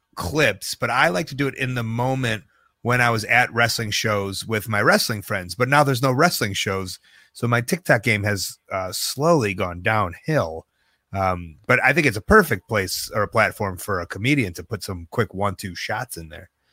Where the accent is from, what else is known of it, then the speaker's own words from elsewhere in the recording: Deerfield, Illinois, United States; I grew up in Deerfield, home of the Birdo Center